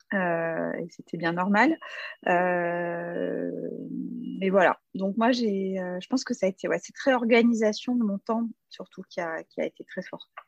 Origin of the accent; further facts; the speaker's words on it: Strasbourg, Grand Est, France; dans ma ville natale à Strasbourg